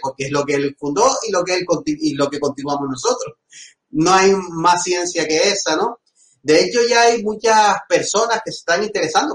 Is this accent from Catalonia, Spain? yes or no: no; Agaete, Canary Islands, Spain; now in Las Palmas de Gran Canaria, Spain; de mi pueblo, Agaete